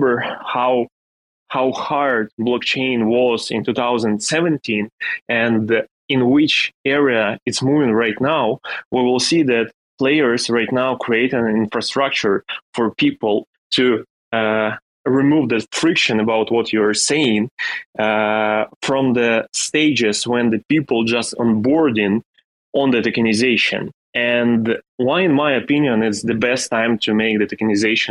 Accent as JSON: {"language": "English", "country": "Ukraine", "tie": "born or raised there", "second_language": "English", "said": "I am a guy from Ukraine and I live in a small city in the middle of Ukraine, and I'm living with my parents in house"}